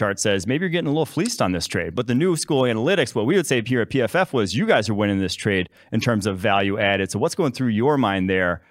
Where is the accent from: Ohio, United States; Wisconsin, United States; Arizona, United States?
Wisconsin, United States; Because I'm from Wisconsin